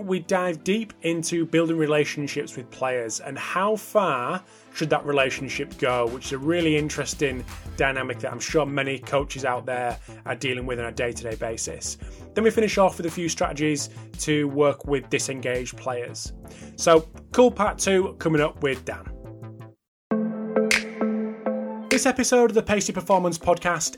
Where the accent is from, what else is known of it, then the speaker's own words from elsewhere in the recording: United Kingdom; as a Brit